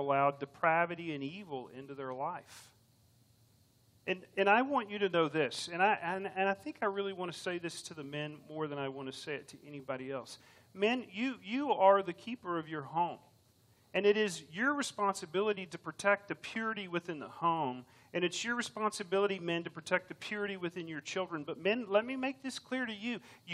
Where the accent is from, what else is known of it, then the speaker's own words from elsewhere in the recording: Round Rock, Texas, United States; I grew up in Round Rock, not too far from here